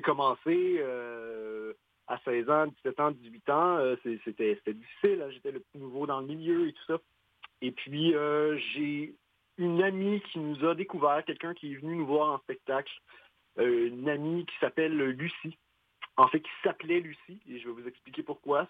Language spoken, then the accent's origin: French; Quebec, Canada; on est québécois